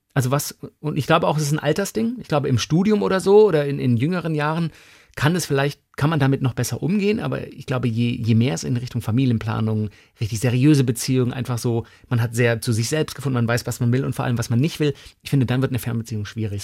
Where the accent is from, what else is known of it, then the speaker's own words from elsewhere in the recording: around Stuttgart-Tübingen, Baden-Württemberg, Germany; moved away; das ist ja meine Heimat so rund um Stuttgart-Tübingen